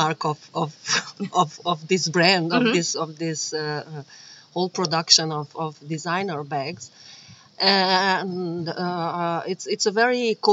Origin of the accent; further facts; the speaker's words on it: Bucharest, Romania; moved away; I am originally from Romania